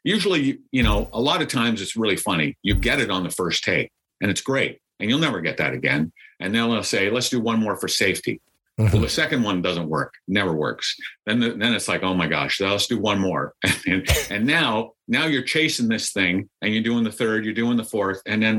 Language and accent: English; Minneapolis, Minnesota, United States; I am from Minneapolis.